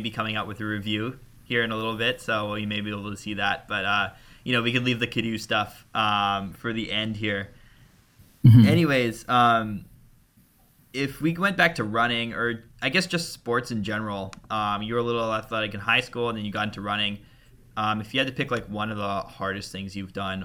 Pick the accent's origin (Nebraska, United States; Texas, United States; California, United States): California, United States; Berkeley; I grew up in Berkeley, so like East Bay, California